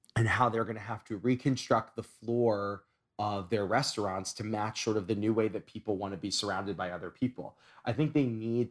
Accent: New York, United States; as a New Yorker

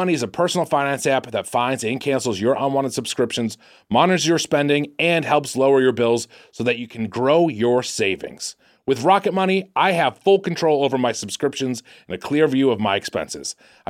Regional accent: Dayton, Ohio, United States; I'm from Dayton, Ohio.

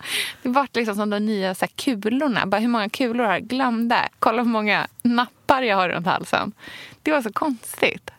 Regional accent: Sweden; also born or lived in Australia; jag hade ju en ganska eh, ja, men splittrad uppväxt där eh, den som jag hade här i Sverige

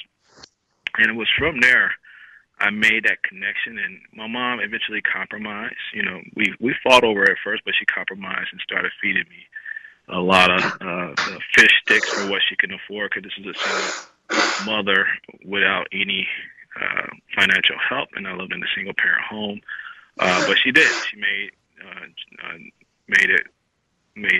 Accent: Chicago, Illinois, United States; I grew up in Chicago

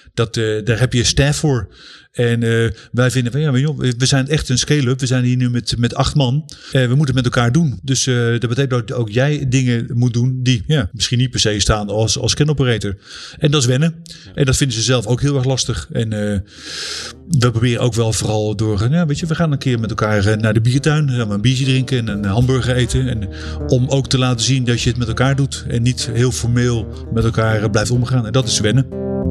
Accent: Netherlands; moved away; we als Nederlanders

